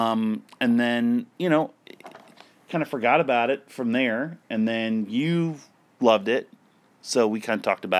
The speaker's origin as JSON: {"language": "English", "town": "Stuart", "region": "Florida", "country": "United States", "tie": "born or raised there", "said": "in my hometown of Stewart, we had like this dying indoor-outdoor mall"}